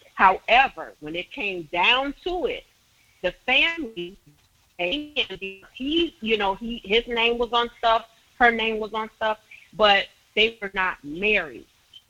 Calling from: Chicago, Illinois, United States; I'm calling from Chicago, Illinois.

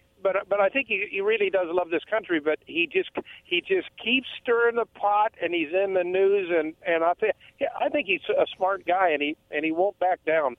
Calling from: Umatilla, Oregon, United States; Oh, Hello, … from Umatilla.

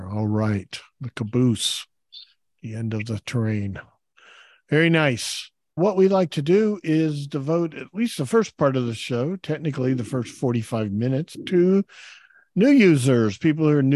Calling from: Dallas, Texas, United States; I'm joining from Dallas, Texas.

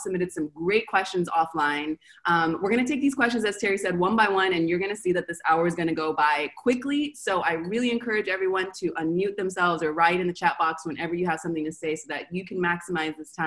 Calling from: Argentina; I'm calling from Argentina

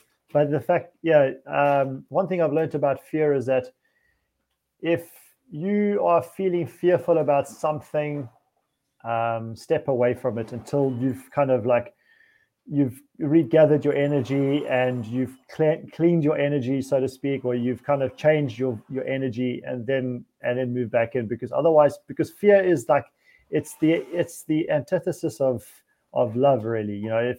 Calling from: Szentendre, Pest, Hungary; coming to you from Szentendre in Hungary

